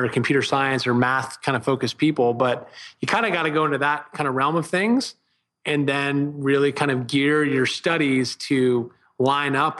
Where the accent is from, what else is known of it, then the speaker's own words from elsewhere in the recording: Vienna, Virginia, United States; moved away; Vienna, Virginia, northern, right outside of DC